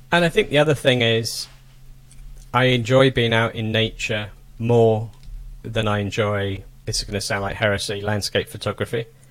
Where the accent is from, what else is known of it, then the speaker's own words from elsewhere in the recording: England, United Kingdom; moved away as an adult; also born or lived in Toulouse, France / Germany; now in United States; I come from England, was brought up in England, spent a long time in Europe, Northern Europe.